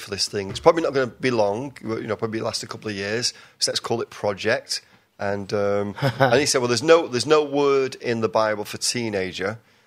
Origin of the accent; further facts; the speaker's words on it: Manchester, North West England, United Kingdom; moved away as an adult; now in Texas, United States; I'm from Manchester, England originally, but I live in Texas. Lived there almost 19 years.